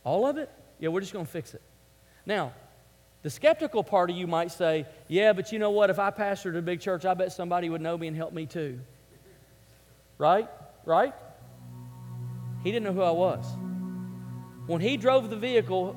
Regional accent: Memphis, Tennessee, United States; I grew up in Memphis, Tennessee

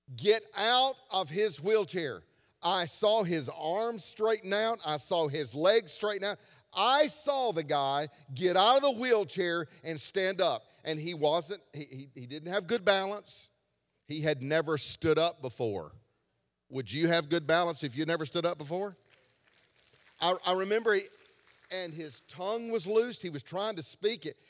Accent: Alabama, United States; I was from Alabama

